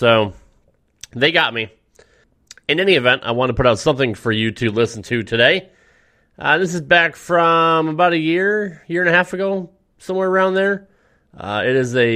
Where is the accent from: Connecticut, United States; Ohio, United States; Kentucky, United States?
Connecticut, United States; I grew up in the Northeast. I grew up in Connecticut.